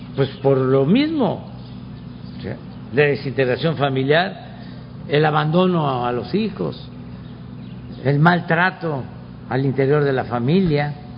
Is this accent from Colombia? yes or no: no; Tabasco, Mexico; allá en mi estado